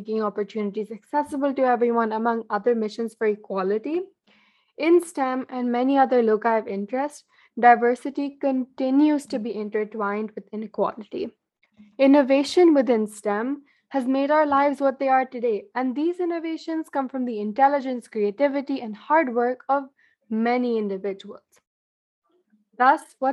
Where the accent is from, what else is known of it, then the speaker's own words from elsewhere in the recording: India; being an Indian living in an Indian household